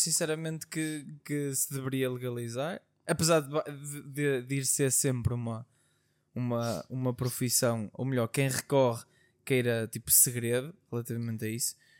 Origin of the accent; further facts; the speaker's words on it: Portugal; como bons portugueses que somos